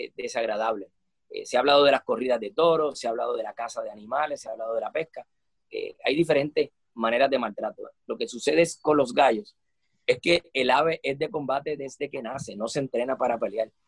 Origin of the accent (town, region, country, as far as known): Puerto Rico